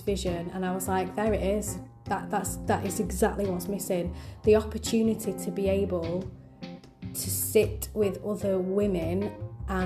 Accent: Manchester, North West England, United Kingdom; I'm very proud to be part of the Manchester region, simply because it's my hometown

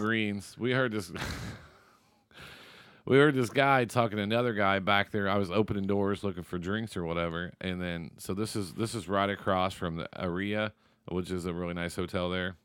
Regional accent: Seymour, United States; moved away; Seymour, the school I graduated from.

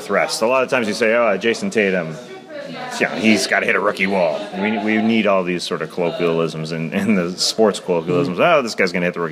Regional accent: Canada; as Canadians in Canada

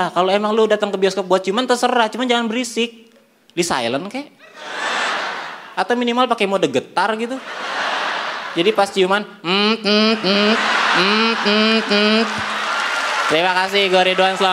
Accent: Bogor, West Java, Indonesia; Coba kalau mainnya di kampung gue di Bogor.

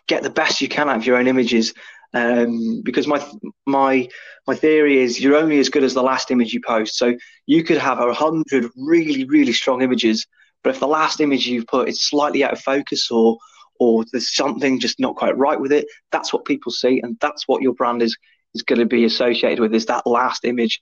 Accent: Mid Wales, United Kingdom; This small little lad from Mid Wales

